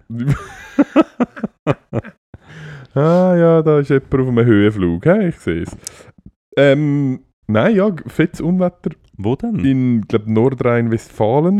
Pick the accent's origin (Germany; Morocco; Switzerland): Switzerland; bei uns in der Schweiz